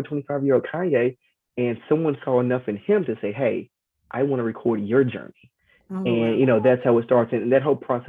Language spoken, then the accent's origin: English; Georgetown, Kentucky, United States; now in DMV area, United States; growing up in Georgetown, Kentucky